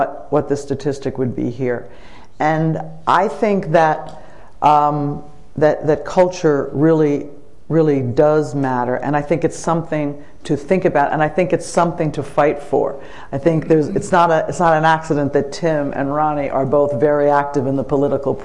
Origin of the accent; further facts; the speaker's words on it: Oradell, New Jersey, United States; moved away as an adult; now in United Kingdom; from a middle-class family in Oradell, New Jersey